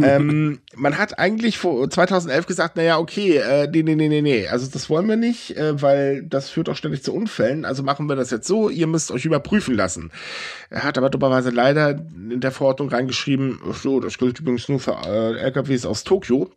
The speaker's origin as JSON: {"language": "German", "country": "Germany", "said": "wir sind Deutsche"}